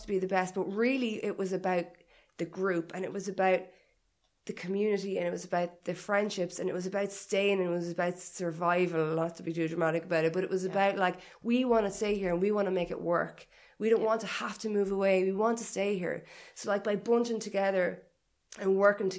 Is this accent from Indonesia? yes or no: no; Ireland; also born or lived in Liverpool; I wanted to be at home. Yeah. I wanted to be in Ireland. I missed Irish people, and I missed my family